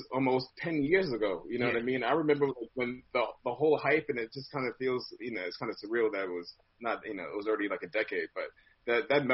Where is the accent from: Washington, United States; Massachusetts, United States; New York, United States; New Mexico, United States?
New York, United States; New York City; also born or lived in Flatbush, Brooklyn; I grew up in Rosedale, Jamaica Queens